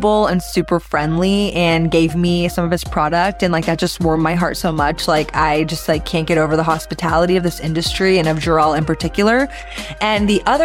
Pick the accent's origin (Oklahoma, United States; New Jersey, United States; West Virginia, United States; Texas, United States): Texas, United States; as a Texan